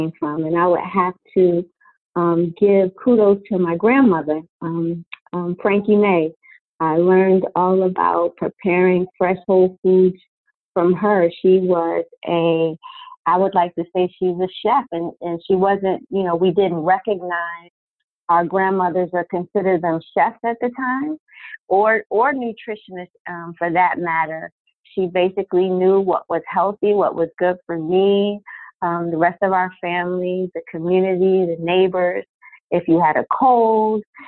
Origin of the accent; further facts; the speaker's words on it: New Jersey, United States; moved away as an adult; now in Baltimore, United States; I've lived here for about a little over 20 years, but I'm actually from New Jersey